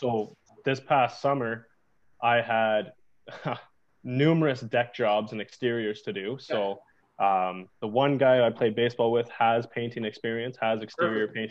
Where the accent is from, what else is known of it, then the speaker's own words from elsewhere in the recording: Toronto, Ontario, Canada; moved away as an adult; now in Thunder Bay, Canada; We're both from Toronto